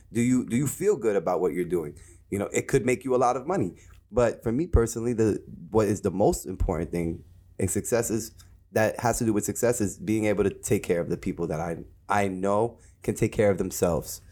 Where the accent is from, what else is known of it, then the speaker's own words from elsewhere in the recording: Jersey City, New Jersey, United States; I'm from Jersey City, New Jersey, born and raised